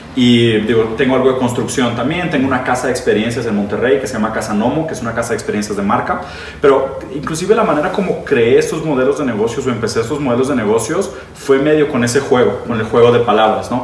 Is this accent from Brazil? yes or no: yes; Brazil; first language Portuguese; Spanish is a second language; moved away; also born or lived in Italy; yo soy brasileño, yo fui educado en portugués, aprendí español bastante después, como a los 15 años de edad.